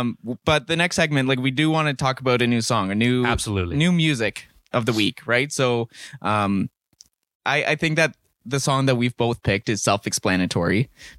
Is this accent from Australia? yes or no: no; Winnipeg, Manitoba, Canada; now in Kamloops, Canada; In Winnipeg. I grew up in Winnipeg, so I'm used to that kind of stuff.